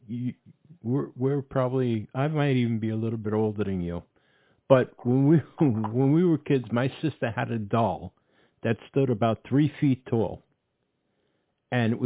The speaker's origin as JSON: {"language": "English", "town": "New York City", "region": "New York", "country": "United States", "said": "I came from the Bronx"}